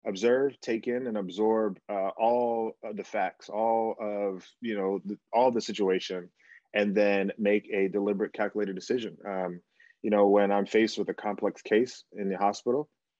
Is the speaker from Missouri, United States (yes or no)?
no; New Jersey, United States; also born or lived in Bahamas / Florida; we grew up in New Jersey